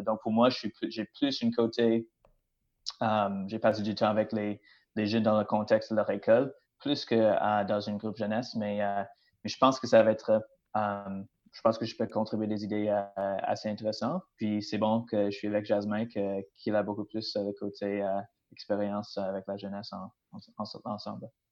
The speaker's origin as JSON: {"language": "French", "region": "British Columbia", "country": "Canada", "moved": "as an adult", "lives_now": "Plessisville, Canada", "said": "comme mon accent euh, démontre clairement, je ne viens pas du Québec. Alors, oui, c'est vrai, je viens de la Colombie-Britannique"}